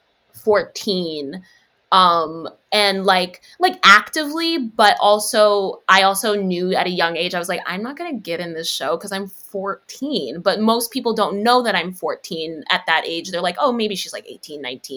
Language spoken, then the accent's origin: English; New York City, New York, United States; I'm from the Bronx